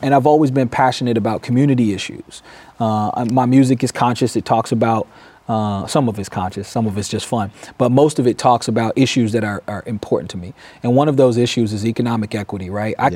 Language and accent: English; Durham, North Carolina, United States; moved away as an adult; now in Peoria, United States; born and raised in Durham, North Carolina.